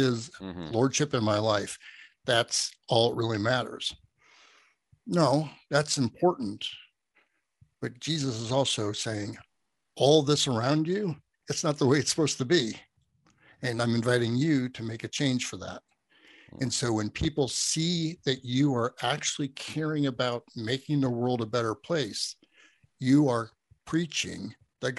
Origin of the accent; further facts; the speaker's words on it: United States; I'm American